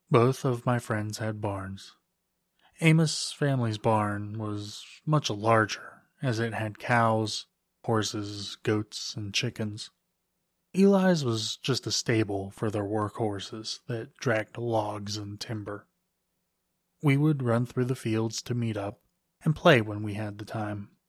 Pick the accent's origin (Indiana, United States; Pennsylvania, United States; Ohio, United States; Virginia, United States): Pennsylvania, United States; Lancaster; I grew up in Lancaster, Pennsylvania, an hour or so outside of Philadelphia. You probably know it as the place with all the Amish people. I wasn't raised Amish, but I had a lot of Amish friends.